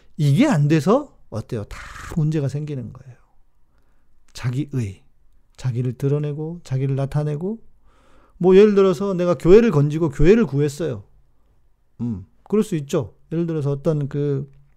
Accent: South Korea; 제가 한국에서 왔다고

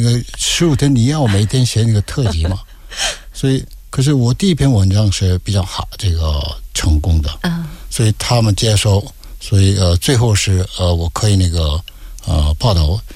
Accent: South Korea; Chinese is a second language; moved away as an adult; also born or lived in Beijing, China; 我们韩国人说是特派员

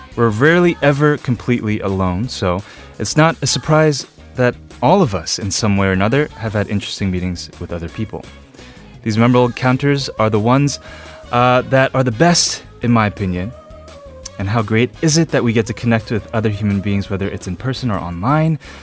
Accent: New York, United States; moved away; I was born and raised in New York, and I was in ESL until the third grade.

